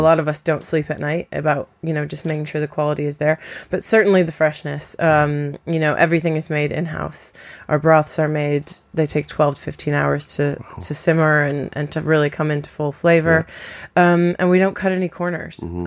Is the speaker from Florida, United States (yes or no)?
yes; Florida, United States; moved away as an adult; now in London, United Kingdom; I am American. I'm from Florida